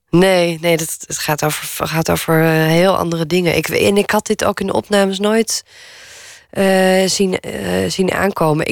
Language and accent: Dutch; Naarden, North Holland, Netherlands; woonplaats waar ik ben opgegroeid, hier in Naarden